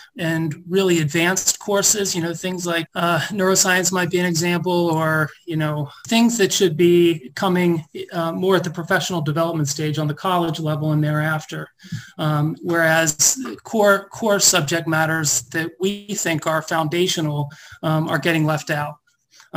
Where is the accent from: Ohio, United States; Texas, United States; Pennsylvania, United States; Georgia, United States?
Ohio, United States; Cincinnati; I'm a native Cincinnatian, grew up here